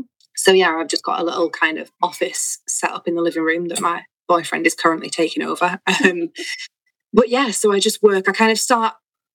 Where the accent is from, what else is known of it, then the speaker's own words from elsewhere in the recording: Manchester, North West England, United Kingdom; moved away as an adult; now in Valencia, Spain; I'm from Manchester